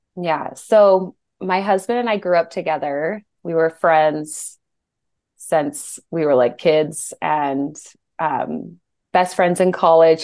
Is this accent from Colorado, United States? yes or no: yes; Colorado, United States; moved away as an adult; also born or lived in Utah; we moved back home because we're both from Colorado